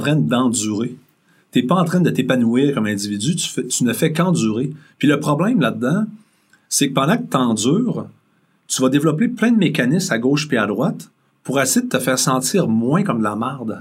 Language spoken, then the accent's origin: French; Rimouski, Quebec, Canada; moved away as an adult; je suis un gars de région en partant, je viens de Mouski